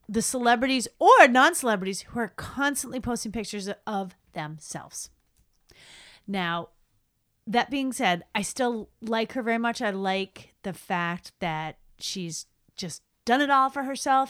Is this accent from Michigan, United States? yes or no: no; Boston, Massachusetts, United States; we're also from Boston